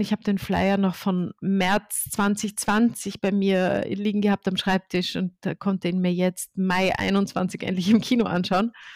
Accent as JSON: {"language": "German", "country": "Austria", "tie": "born or raised there", "said": "ich bin in Österreich geboren"}